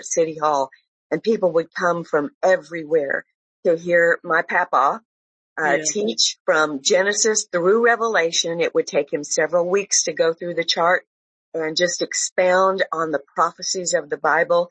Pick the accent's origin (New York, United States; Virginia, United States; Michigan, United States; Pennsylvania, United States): Michigan, United States; Detroit; I grew up in Detroit, and my grandfather was our pastor for a long, long time